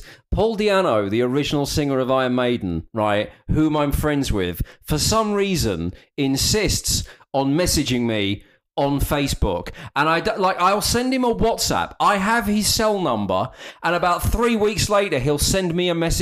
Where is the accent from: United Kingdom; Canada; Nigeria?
United Kingdom; England; moved away as an adult; now in United States; when I was growing up in England